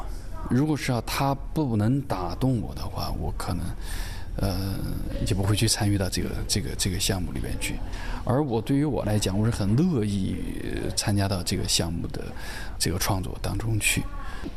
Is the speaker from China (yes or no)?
yes; Sichuan, China; 就是作为四川人在看了这部戏了之后，会为当年的这三百五十万的这帮出川抗战的这帮人而感到自豪，会觉得自己作为一个四川人而感到自豪。